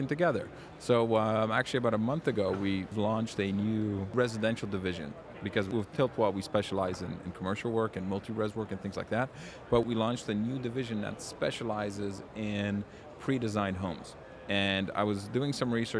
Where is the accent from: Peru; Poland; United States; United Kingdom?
Poland; Warsaw, Masovian Voivodeship; now in Canada; I was born in Warsaw, Poland